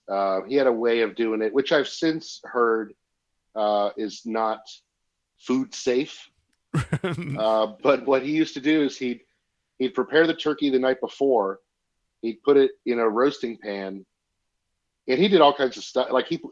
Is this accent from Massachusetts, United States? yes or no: yes; Massachusetts, United States; Massachusetts. Do I say the word house funny?